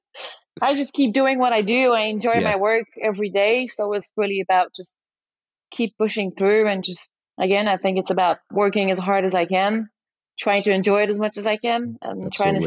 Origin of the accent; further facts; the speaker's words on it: France; accent: very thick French; English is a second language; now in United States; I'm French, so as you can probably hear it in my very thick accent, I'm very French influenced